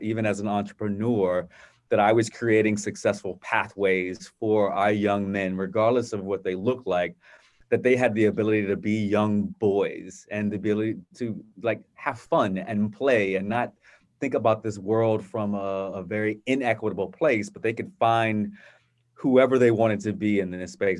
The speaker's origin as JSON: {"language": "English", "town": "Virginia Beach", "region": "Virginia", "country": "United States", "tie": "born or raised there", "said": "growing up in a, a, a wonderful environment, uh, in Virginia Beach with my family"}